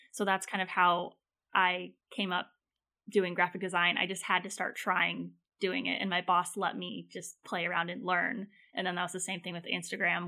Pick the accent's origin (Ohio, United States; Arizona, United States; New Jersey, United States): Arizona, United States; Phoenix; I grew up in Phoenix, Arizona